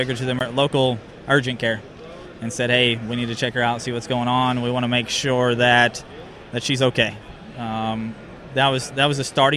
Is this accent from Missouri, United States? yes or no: yes; Farmington, Missouri, United States; We're from Farmington